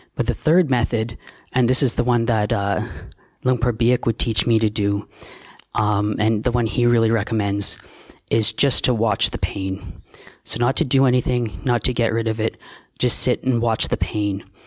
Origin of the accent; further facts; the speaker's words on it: Canada; also born or lived in Australia; now in Thailand; I'm a Canadian monk